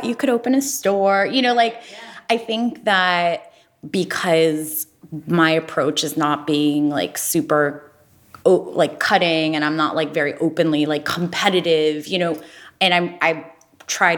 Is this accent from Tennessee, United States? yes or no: no; Ohio, United States; now in New York City, United States; I'm from Ohio, which is like not a fashion capital, shockingly.